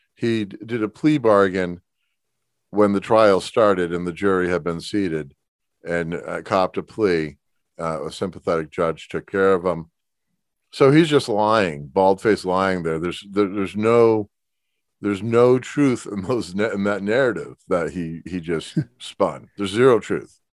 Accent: Springfield, Massachusetts, United States; I grew up on Lake Lorraine

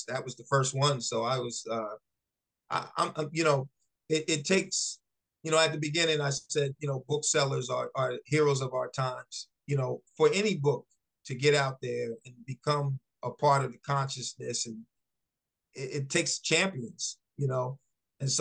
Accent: Virginia, United States; moved away; also born or lived in New Jersey; I was born in Virginia and left Virginia for New Jersey

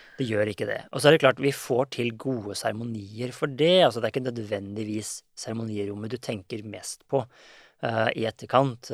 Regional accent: Norway; vi er nordmenn

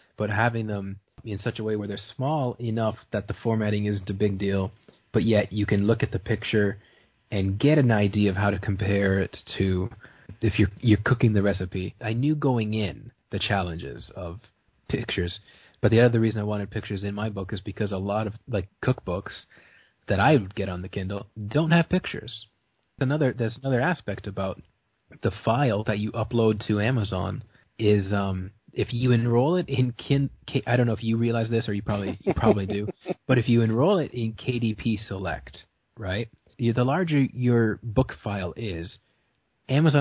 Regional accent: Brantford, Ontario, Canada; I was born in Brantford, which is like the city over.

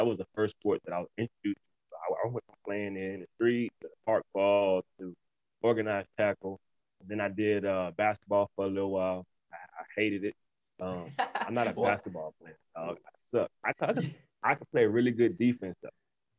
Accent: New Orleans, Louisiana, United States; now in Texas, United States; originally I'm from New Orleans, Louisiana. Born and raised there.

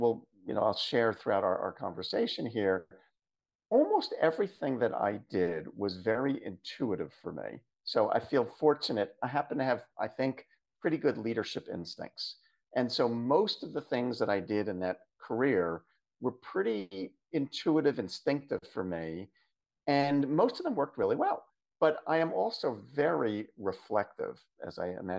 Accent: Philadelphia area, Southern New Jersey, United States; I'm come from the Philadelphia area, Southern New Jersey, specifically in the US

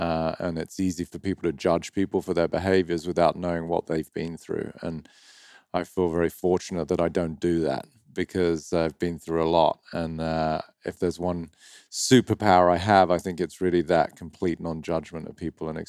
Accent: Dover, South East England, United Kingdom; moved away; county of Kent near the town of Dover. And if you're from Dover, you speak like this, mate, all right? I'm from Dover. So when people hear me over here, they do not think I'm from Dover.

